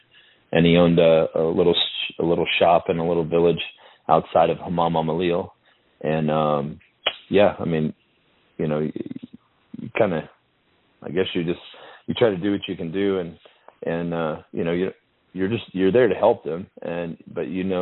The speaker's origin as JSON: {"language": "English", "country": "United States", "said": "as an American soldier and as an American"}